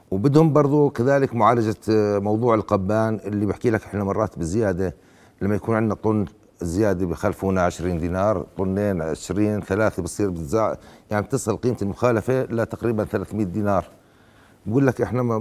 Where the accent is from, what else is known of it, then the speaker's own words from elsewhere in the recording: Jordan; وأنا وأقول كأردني أننا كأردنيون مهما اشتدت بنا الشدائد والأزمات نقف كلنا في نجدة الوطن